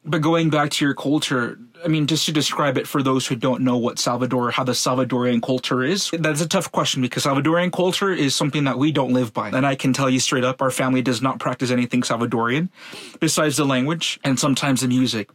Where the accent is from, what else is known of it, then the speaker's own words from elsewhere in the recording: Los Angeles, California, United States; also born or lived in Venice, Los Angeles; I grew up in Van Nuys for 11 years